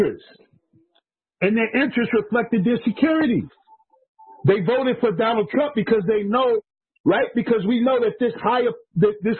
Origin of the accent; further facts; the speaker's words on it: New York City, New York, United States; moved away; also born or lived in New Hampshire; New York City, which is where I grew up. I grew up in Coney Island